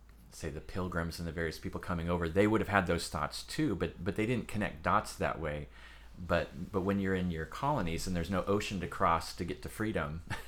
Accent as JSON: {"language": "English", "country": "United States", "said": "I'm first and foremost a Christian who happens to be American, but I love the fact that I'm American also."}